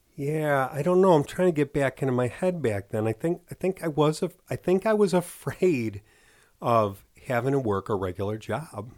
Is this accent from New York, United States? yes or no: no; Chicago, Illinois, United States; from Chicago